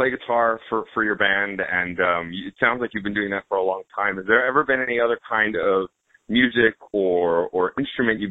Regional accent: East Coast, United States; I'm from the East Coast

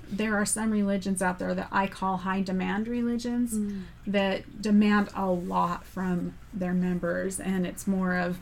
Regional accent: Southern California, United States; I grew up in Southern California

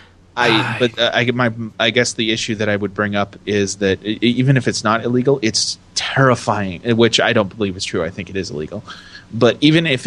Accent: United States

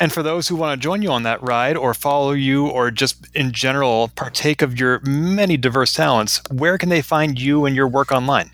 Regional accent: Boston, Massachusetts, United States; Boston, my hometown

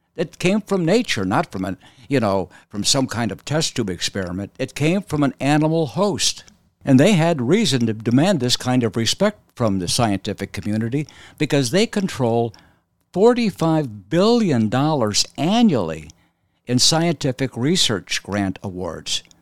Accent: Arizona, United States; moved away as an adult; also born or lived in Boston / Philadelphia; I grew up in Arizona.

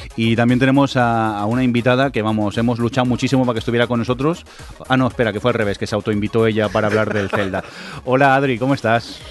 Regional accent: Barcelona, Catalonia, Spain; los que somos de Barcelona

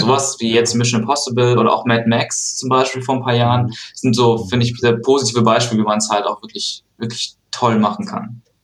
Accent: Aachen, North Rhine-Westphalia, Germany; now in Cologne, Germany; ich bin gerade in Aachen, mhm. ähm, mhm. in meiner Heimatstadt, ja. Eigentlich wohne ich in Köln

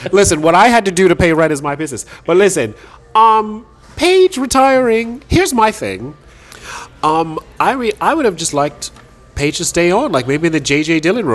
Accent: England, United Kingdom; I'm English

